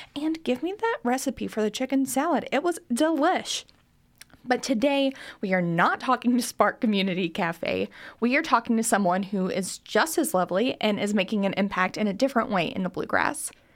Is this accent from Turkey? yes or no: no; Greensburg, Kentucky, United States; I'm from Greensburg, Kentucky